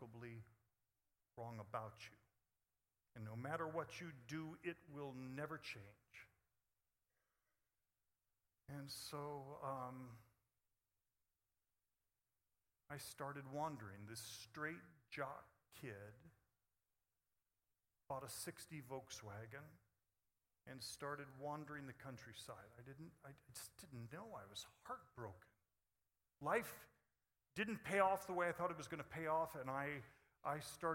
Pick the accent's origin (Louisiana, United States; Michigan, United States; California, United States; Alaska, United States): California, United States; Upland; moved away; also born or lived in Phoenix, Arizona; I grew up in Upland, California, where we hitchhiked from that day, Dave Barrows and I. It was a pretty idyllic childhood